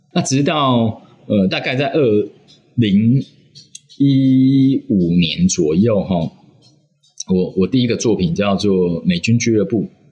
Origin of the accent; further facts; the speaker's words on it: Taiwan; 身为台湾人